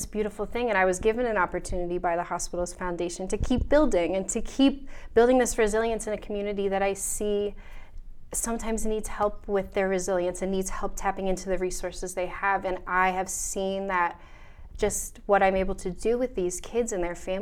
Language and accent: English; Wyomissing, Pennsylvania, United States; I grew up in Wyomissing.